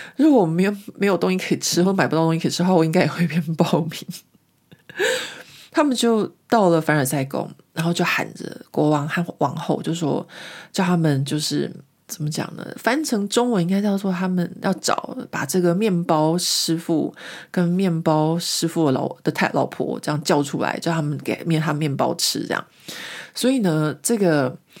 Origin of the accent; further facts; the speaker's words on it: France; 我也是个法国人